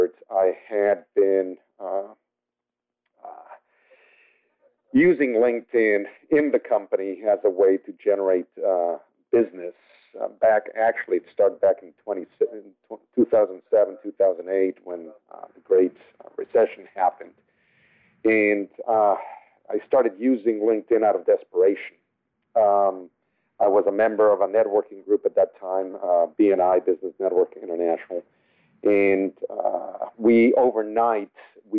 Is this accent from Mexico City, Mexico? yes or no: yes; Mexico City, Mexico; first language Spanish; English is a second language; now in La Jolla, United States; I was born and raised in Mexico City, so Spanish is my native tongue